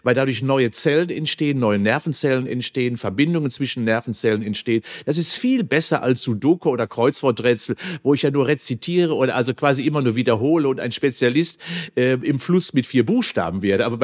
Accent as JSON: {"language": "German", "region": "North Rhine-Westphalia", "country": "Germany", "tie": "born or raised there", "said": "Und ich bin auch auf dem Land groß geworden"}